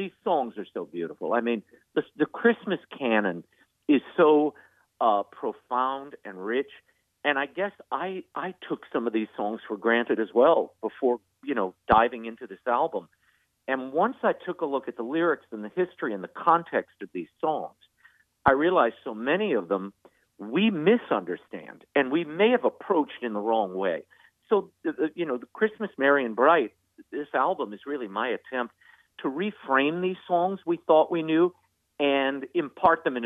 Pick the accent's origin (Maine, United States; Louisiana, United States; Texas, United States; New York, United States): Louisiana, United States; New Orleans; I grew up in New Orleans